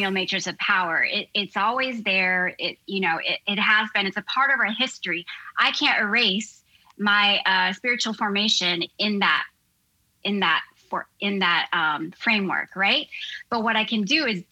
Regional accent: United States; I'm a second generation Korean American. And so when my ancestry started, you know, when I was born in the States

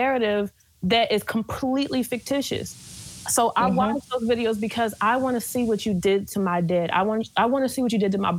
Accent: Philadelphia, Pennsylvania, United States; y'all know I'm from West Philly.

